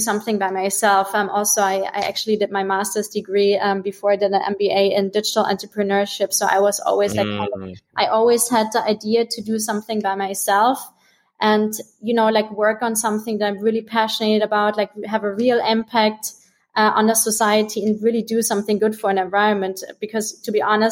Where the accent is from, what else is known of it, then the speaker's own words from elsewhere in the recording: Bavaria, Germany; moved away as an adult; also born or lived in Bahamas; I'm originally from Germany